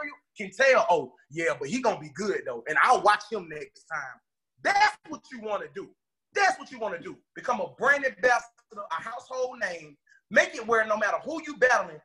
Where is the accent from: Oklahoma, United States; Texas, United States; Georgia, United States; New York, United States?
Georgia, United States; Atlanta; I'm from Atlanta, Georgia